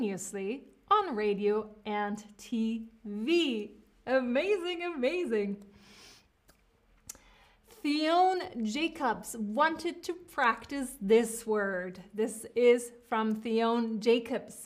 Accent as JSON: {"language": "English", "country": "United States", "accent": "American", "moved": "yes", "lives_now": "Berlin, Germany", "said": "I am speaking with an American accent. I'm speaking with an American accent."}